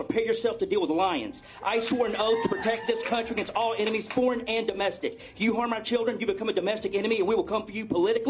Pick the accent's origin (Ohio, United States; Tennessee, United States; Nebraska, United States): Tennessee, United States; moved away; I'm from East Tennessee and moved here about a year and a half ago.